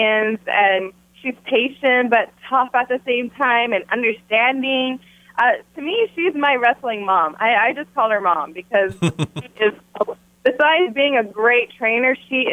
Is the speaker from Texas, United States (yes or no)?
yes; Texas, United States; moved away; I came to Texas for this premiere, just to be here in my hometown